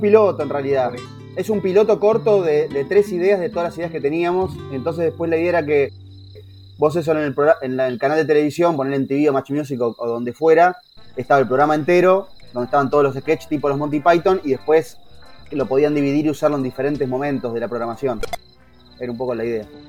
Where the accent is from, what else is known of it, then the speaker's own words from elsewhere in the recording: Haedo, Buenos Aires Province, Argentina; como somos de Aedo, conocemos a los pibes de …